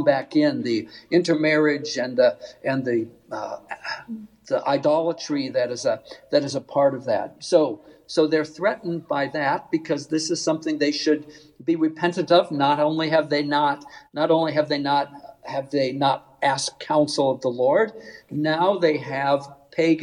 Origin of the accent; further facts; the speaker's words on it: Northeast Nebraska, United States; I grew up in Northeast Nebraska